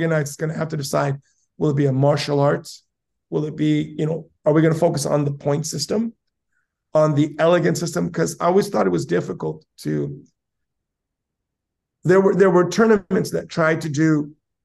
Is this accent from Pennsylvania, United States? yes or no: no; San Diego, California, United States; moved away as an adult; now in Japan; as a child, also, I grew up in South San Diego